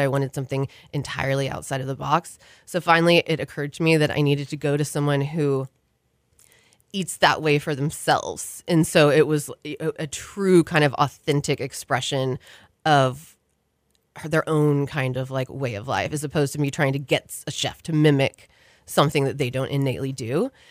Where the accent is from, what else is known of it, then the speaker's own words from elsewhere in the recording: Houston, Texas, United States; moved away; I grew up in Houston, and I'm one of those that left and assumed that I would never come back